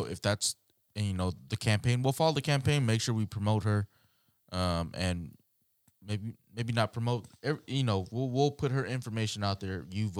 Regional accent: Guam; It's more of we are from Guam.

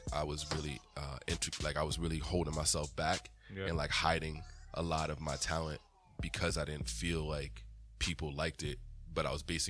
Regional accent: Weymouth, Massachusetts, United States; also born or lived in Dorchester, Massachusetts; I grew up in an all white area, but we went to church in Dorchester.

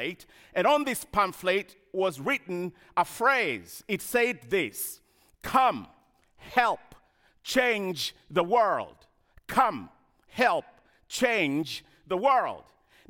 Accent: Kenya; moved away; I grew up in Kenya, as you heard, in a small village.

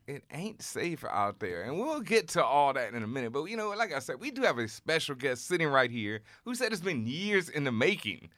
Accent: Houston, Texas, United States; moved away as an adult; I grew up in Houston

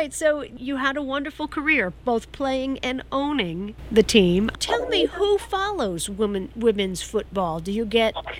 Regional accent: New York City, New York, United States; Now, I'm a New Yorker.

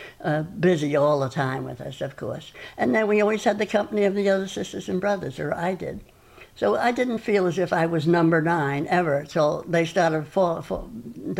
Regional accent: Yonkers, New York, United States; now in Falmouth, United States; I was born in Yonkers, New York

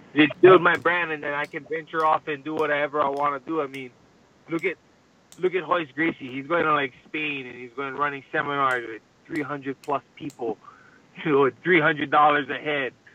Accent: Hawaii, United States; I represent Hawaiian culture. You know, I love I love being Hawaiian

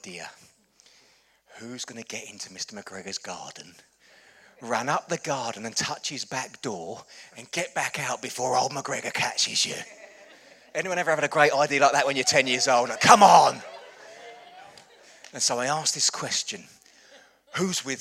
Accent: Chelmsford, East of England, United Kingdom; when I was growing up, I grew up in Chelmsford. It's about half an hour up the road

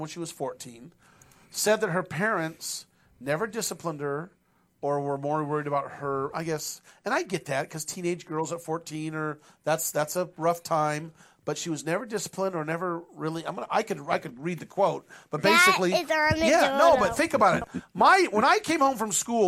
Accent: Penryn, California, United States; I grew up in Penryn

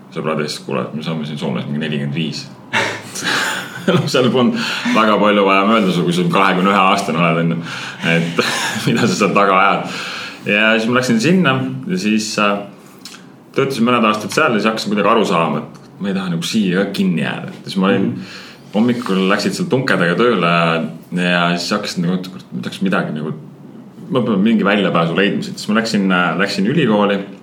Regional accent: Saare County, Estonia; täiesti tavaline Saaremaa poiss. vanaema kasvatas mind ülesse

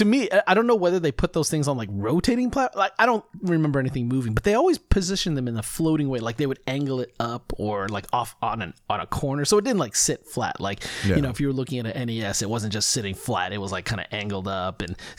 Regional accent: California, United States; at least in the area that I grew up with in California

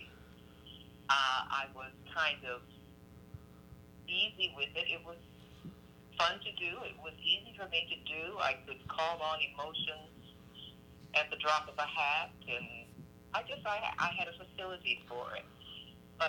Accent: New York City, New York, United States; I grew up in New York City

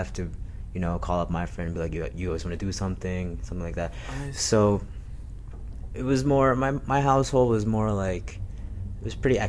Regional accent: Saudi Arabia; I mean, I grew up in Saudi Arabia

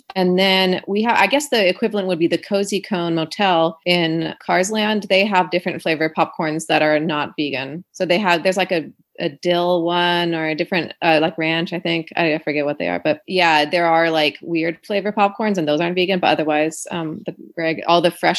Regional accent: Ohio, United States; I remember like my senior year of high school, like I grew up in Ohio. And so like everyone was like, I'm going to Daytona Beach for spring break.

